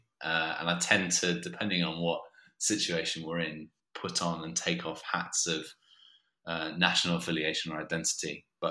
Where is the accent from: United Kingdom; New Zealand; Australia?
Australia; here, I was the Australian kid, and they used to ask me, after asking me what football team I supported, to say lines from Neighbours in my funny accent